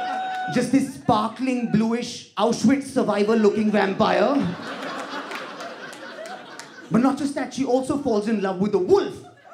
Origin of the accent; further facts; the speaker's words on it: India; No, as an Indian, so I'm academic about shit, right?